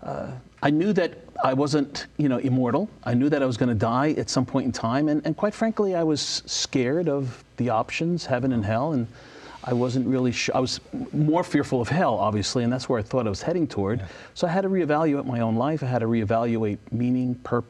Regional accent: New York City, New York, United States; Born in the Bronx, so I'm from New York.

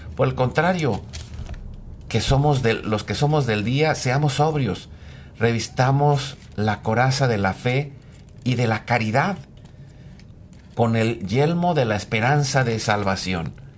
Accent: Mexico; nosotros en México nacimos en los años 70

